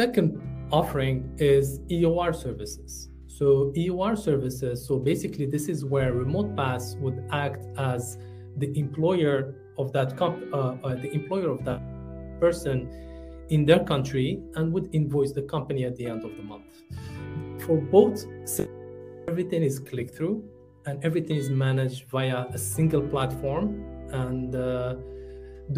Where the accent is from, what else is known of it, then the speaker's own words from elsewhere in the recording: Morocco; moved away as an adult; also born or lived in France; now in United Arab Emirates; I'm originally from Morocco. And when I moved to the UAE